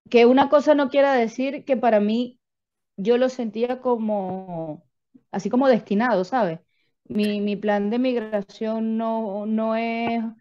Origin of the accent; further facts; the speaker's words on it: Venezuela; no soy la única venezolana que lo tuvo que hacer.